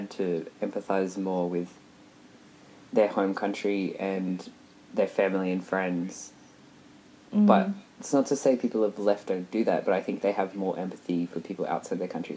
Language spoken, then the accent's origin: English; Australia; As an Australian, like you and I would know